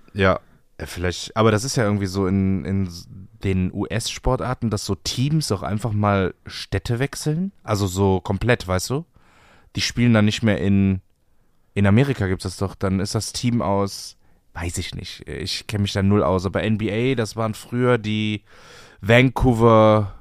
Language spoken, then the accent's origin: German; Bremerhaven, Bremen, Germany; ich komme aus Bremerhaven